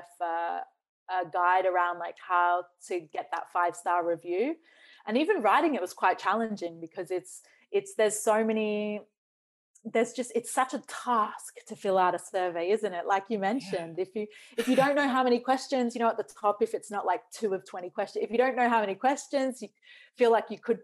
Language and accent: English; Australia; also born or lived in New Zealand; I grew up in Australia. So when I say I'm Australian